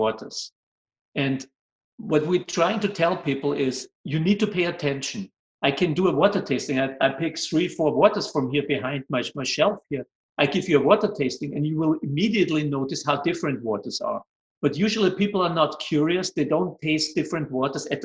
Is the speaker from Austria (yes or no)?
yes; Vienna, Austria; English is a second language; moved away; I'm originally from Austria, Vienna